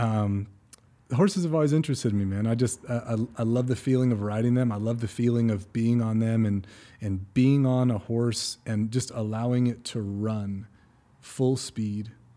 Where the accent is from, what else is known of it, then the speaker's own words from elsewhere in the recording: California, United States; moved away; I'm originally from California, so I'm living on the Central Coast